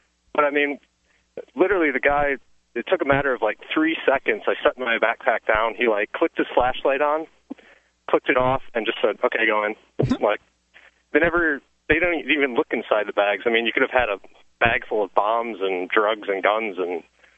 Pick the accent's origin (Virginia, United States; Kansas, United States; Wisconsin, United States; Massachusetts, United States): Wisconsin, United States; I'm actually from Wisconsin, but I was in New York City the last 2 days.